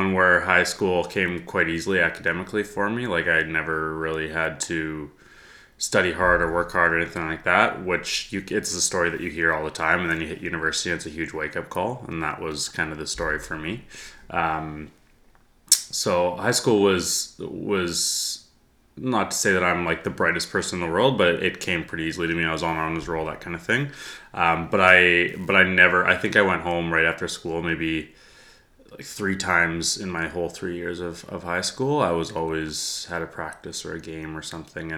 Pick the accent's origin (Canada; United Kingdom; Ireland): Canada; Edmonton, Alberta; also born or lived in Oakville, Ontario; I was born in Edmonton, was here until second grade. Halfway through second grade, my dad got transferred to head office in Toronto for his work. So we moved out to Ontario. We lived in Oakville, just outside of Toronto, for almost 4 years